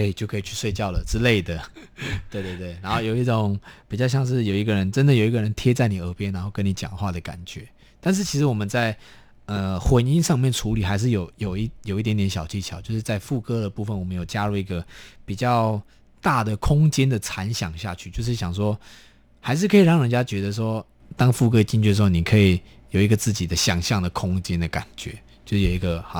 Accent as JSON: {"language": "Chinese", "town": "Taitung", "region": "Taitung County", "country": "Taiwan", "tie": "born or raised there", "moved": "yes", "lives_now": "Taipei, Taiwan", "said": "我是算台东市长大的孩子，只是，就是每个， 每个礼拜都会回部落，然后去看看母马公"}